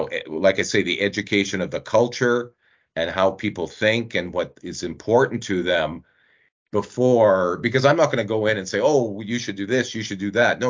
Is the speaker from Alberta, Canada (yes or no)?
yes; Northeast Alberta, Canada; I grew up in Northeast Alberta